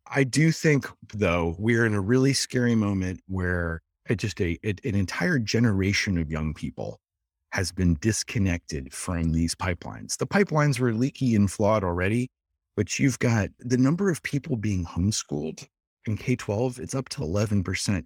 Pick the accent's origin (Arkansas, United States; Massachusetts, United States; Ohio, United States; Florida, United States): Ohio, United States; Dayton; I'm from Dayton, Ohio